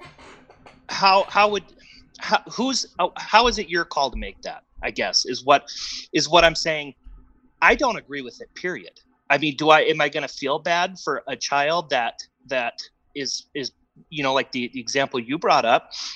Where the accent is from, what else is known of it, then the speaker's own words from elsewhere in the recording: Wisconsin, United States; I grew up in Wisconsin.